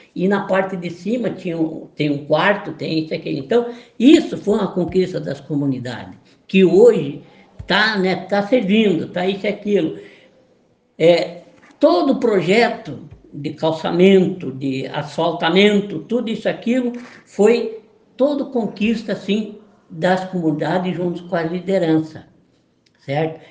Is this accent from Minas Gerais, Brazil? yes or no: no; Caçador, Santa Catarina, Brazil; moved away as an adult; now in Florianópolis, Brazil; eu sou de Santa Catarina mesmo. Eu sou do município, de, eu sou de Caçador.